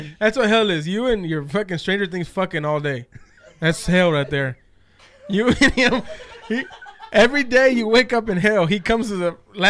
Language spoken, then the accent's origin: English; Texas, United States; we're from Texas.